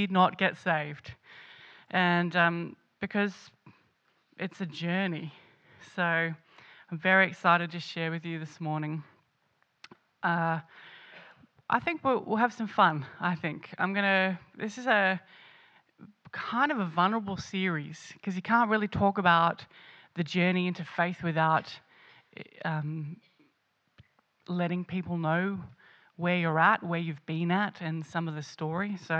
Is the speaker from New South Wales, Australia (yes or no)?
yes; Sydney, New South Wales, Australia; moved away; also born or lived in Canberra; I grew up mostly in Sydney, and then I moved to Canberra